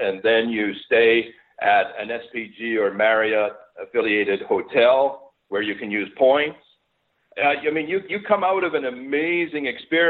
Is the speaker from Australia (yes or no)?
no; Montreal, Quebec, Canada; now in Stouffville, Canada; I grew up in Montreal